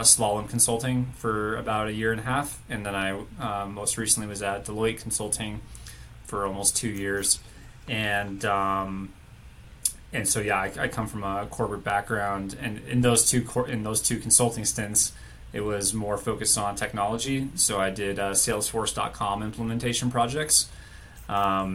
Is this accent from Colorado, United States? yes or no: yes; Boulder, Colorado, United States; also born or lived in Tucson, Arizona / Denver, Colorado; I grew up outside of Boulder